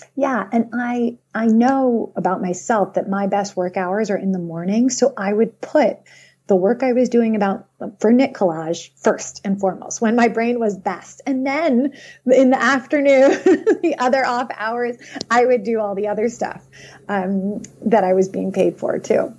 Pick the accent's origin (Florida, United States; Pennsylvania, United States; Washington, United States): Pennsylvania, United States; Philadelphia; also born or lived in Boston suburbs; now in Boston, United States; I grew up in Philadelphia, right? A suburb outside of Philly